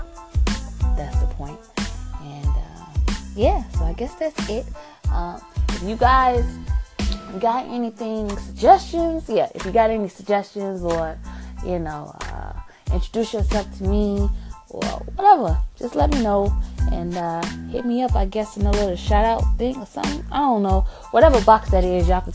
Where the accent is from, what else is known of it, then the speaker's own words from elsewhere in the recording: Chicago, Illinois, United States; I'm from Chicago